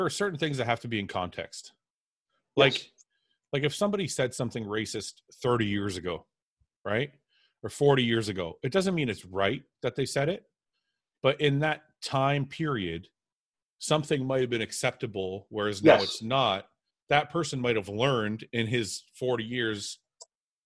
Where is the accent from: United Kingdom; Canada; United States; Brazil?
Canada; I'm Canadian